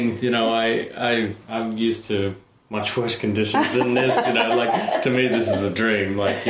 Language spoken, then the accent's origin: English; Australia